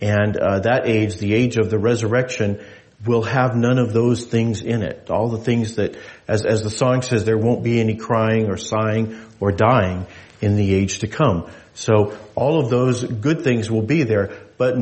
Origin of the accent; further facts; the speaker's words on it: New Mexico, United States; now in Alaska, United States; I grew up in New Mexico